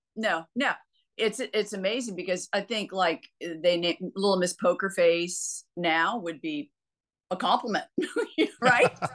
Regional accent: United States; I'm American

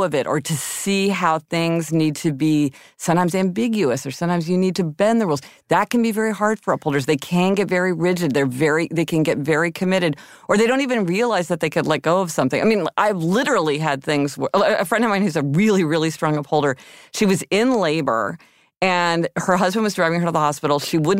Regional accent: Missouri, United States; also born or lived in Kansas; Okay, I'm from Missouri and Kansas.

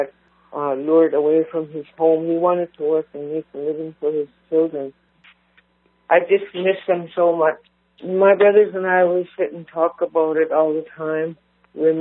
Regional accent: Grassy Plains, British Columbia, Canada; now in Prince George, Canada; We grew up together in Grassy Plains

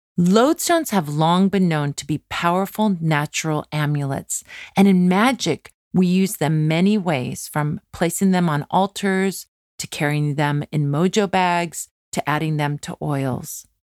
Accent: California, United States; a kid growing up in California like me

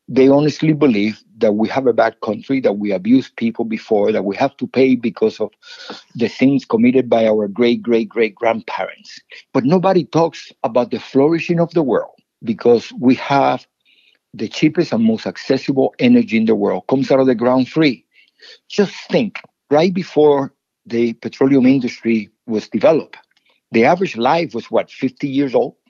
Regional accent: Cuba; now in United States; when I was growing up in Cuba.

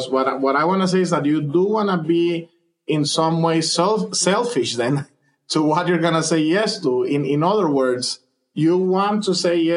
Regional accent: Honduras; moved away as an adult; now in United States; I am originally from Honduras

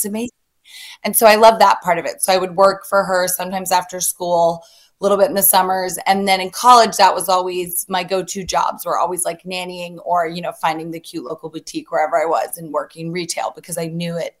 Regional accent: the South, United States; So I am a Southern girl.

